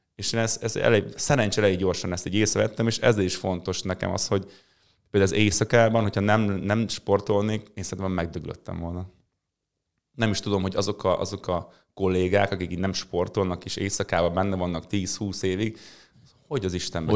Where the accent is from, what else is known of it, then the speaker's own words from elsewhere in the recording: Mezőberény, Békés, Hungary; mezőberényben, ahol én születtem